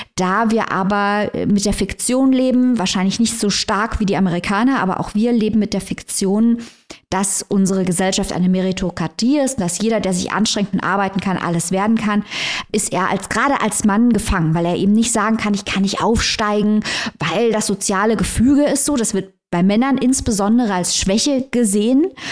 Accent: Saarbrücken, Saarland, Germany; ich komme aus Saarbrücken, das ist nicht sehr weit weg vom Hunsrück.

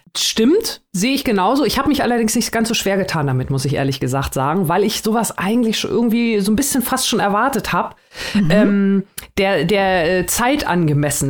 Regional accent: Germany; hier bei uns in Deutschland, ähm, ich habe da auch nichts drüber in der Schule gelernt

